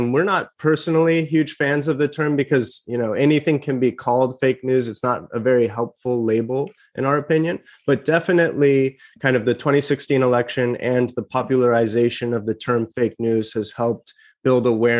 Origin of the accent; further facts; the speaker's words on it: Larkspur, California, United States; I'm from the Bay Area. So right now I'm talking to you about 10 minutes north of the Golden Gate Bridge, which is the town of Larkspur, where I grew up.